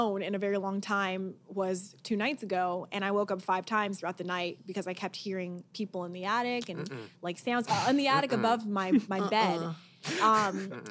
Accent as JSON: {"language": "English", "area": "Orange County", "region": "California", "country": "United States", "said": "I'm from Orange County. You know, I'm a beach girl"}